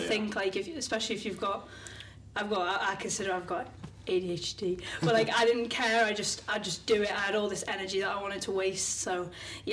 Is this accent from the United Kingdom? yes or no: yes; the Wirral, North West England, United Kingdom; now in Wigan, United Kingdom; I'm originally from the Wirral, but currently living in Wigan